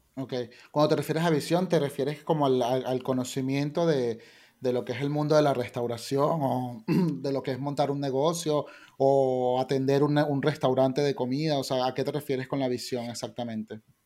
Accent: Caracas, Capital District, Venezuela; moved away as an adult; now in Spain; yo soy de Caracas

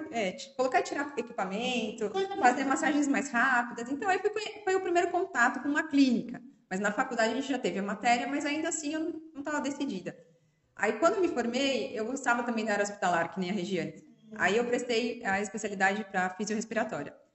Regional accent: São Paulo, Brazil; É, eu sou natural de São Paulo, fiz 40 anos

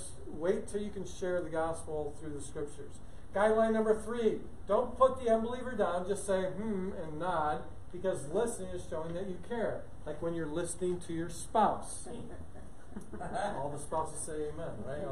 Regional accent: Omaha, Nebraska, United States; I'm from Omaha, but I teach in churches here in the States

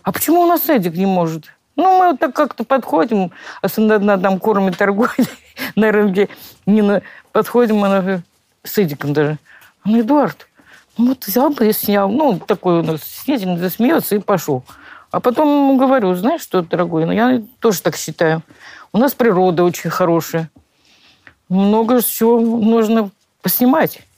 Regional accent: Kabardino-Balkaria, Russia; born or raised there

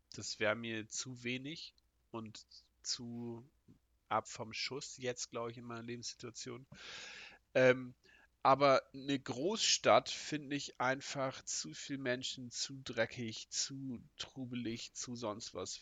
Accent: Northern Germany, Germany; ich bin Norddeutscher

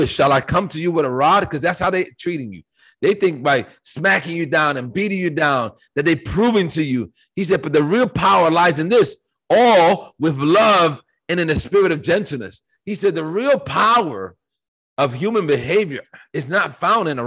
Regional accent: United States; I live in America, and I was born in America

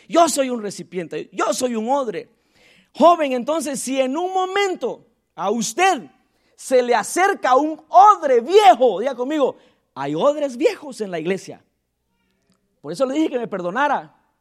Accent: Tecún Umán, San Marcos, Guatemala; soy de allá, de Aldea del Triunfo, Tecumán, San Marcos, Guatemala, Centroamérica

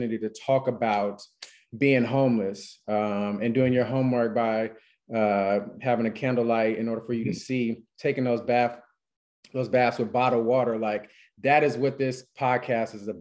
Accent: California, United States; moved away as an adult; also born or lived in Texas; I'm from California

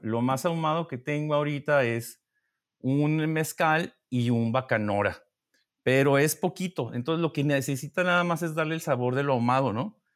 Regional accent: Mexico; Siendo mexicano

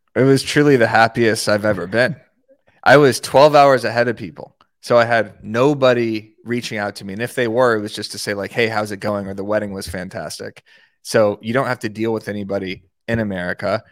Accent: Tucson, Arizona, United States; in Arizona, in Tucson, my hometown

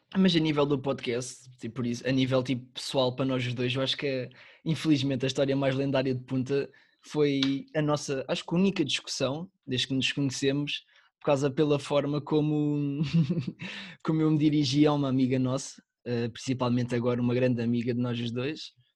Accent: the North, Northern Portugal, Portugal; eu nasci no Norte

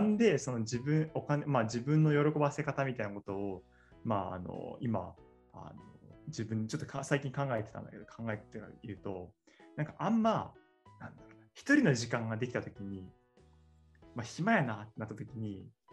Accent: Tottori, Japan; moved away as an adult; now in Tokyo, Japan; 僕も鳥取出身で、そうね、高校であの同じだった

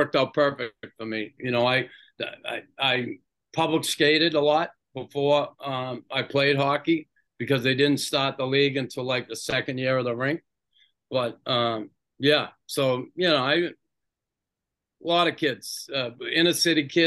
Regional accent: Boston, Massachusetts, United States; I grew up in West Roxbury.

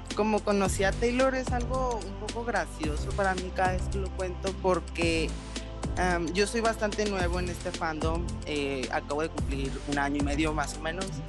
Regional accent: Sonora, Mexico; soy de Sonora, México.

